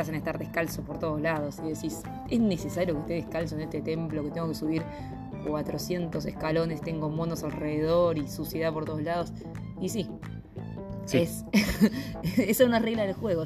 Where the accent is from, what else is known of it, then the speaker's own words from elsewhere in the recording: Argentina; en nuestro lugar como argentinos